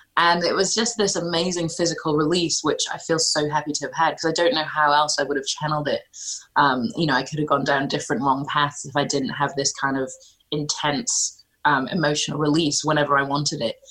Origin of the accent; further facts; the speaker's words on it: Scotland, United Kingdom; I was growing up in Scotland